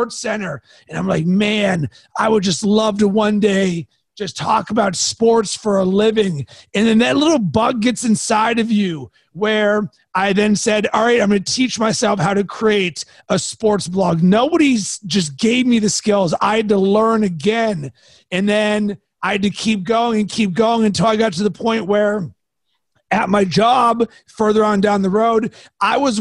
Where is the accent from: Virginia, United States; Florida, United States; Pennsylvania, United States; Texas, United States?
Pennsylvania, United States; Pittsburgh; I am from Pittsburgh